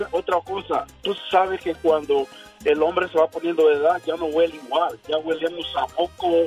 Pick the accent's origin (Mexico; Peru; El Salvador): El Salvador; now in Fontana, United States